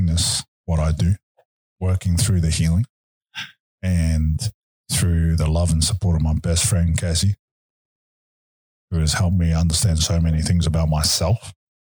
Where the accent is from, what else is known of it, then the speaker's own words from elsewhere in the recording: Auckland, New Zealand; also born or lived in Wellington; when I was 5 years old, when I was adopted, we moved from Wellington to Auckland and I grew up with my grandmother